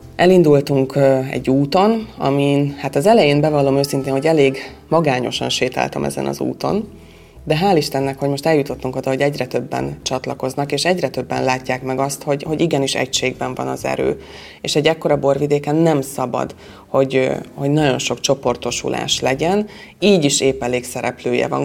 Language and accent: Hungarian; Mátra wine region, Hungary; itt nálunk a borvidéken